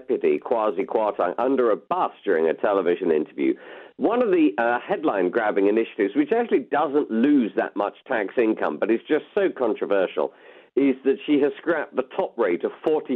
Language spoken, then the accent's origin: English; United Kingdom; we are British